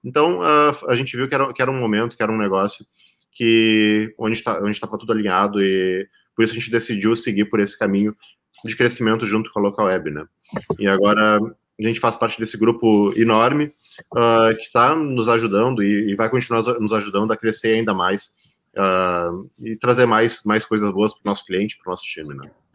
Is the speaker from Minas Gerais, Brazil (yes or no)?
no; Pelotas, Rio Grande do Sul, Brazil; also born or lived in São José dos Campos; Estou aqui em Pelotas, Rio Grande do Sul, que é a minha cidade natal